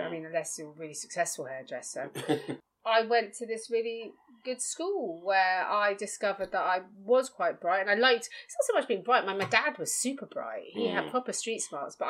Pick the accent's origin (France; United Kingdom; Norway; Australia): United Kingdom; London; also born or lived in Chelsea, London; We grew up in Battersea. I mean, we started in Chelsea, then we moved across to Battersea.